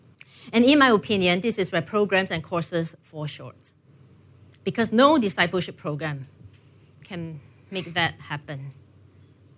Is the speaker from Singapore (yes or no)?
yes; Singapore; growing up in Singapore, you know, I grew up, I guess, pretty comfortable